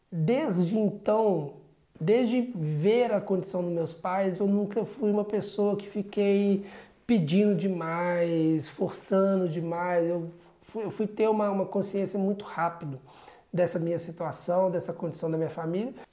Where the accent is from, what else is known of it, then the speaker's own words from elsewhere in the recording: Sabará, Minas Gerais, Brazil; now in Portugal; uma cidade pequena no Brasil, uma cidade chamada Sabará, região metropolitana de Belo Horizonte, onde eu fui criado ali num bairro simples, um bairro normal da cidade, de uma família simples.